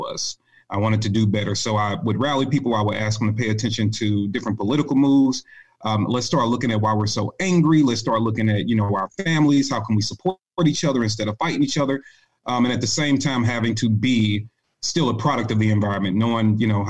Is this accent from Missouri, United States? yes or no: yes; St. Louis, Missouri, United States; moved away as an adult; I'm from St. Louis, Missouri, born and raised